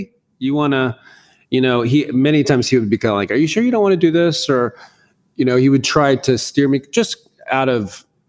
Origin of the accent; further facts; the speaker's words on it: Tallahassee, Florida, United States; also born or lived in West Point, New York / Fairfax, Virginia / Germany; I was born in West Point, New York. And then we lived in Fairfax, Virginia. We moved to Germany and Berlin and Heidelberg. We lived all these different places. And in the 7th grade, my dad retired as a colonel. And then we retired in Tallahassee, Florida.